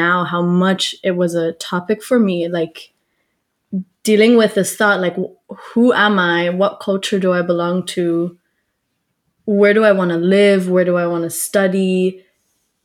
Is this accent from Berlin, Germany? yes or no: yes; Berlin, Germany; Growing up here